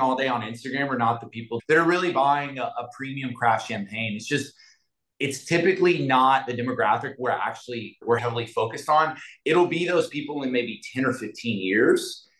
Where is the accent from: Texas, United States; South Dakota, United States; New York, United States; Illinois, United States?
Texas, United States; Galveston; also born or lived in Houston; I grew up in Galveston with a lot of love, but not a lot of money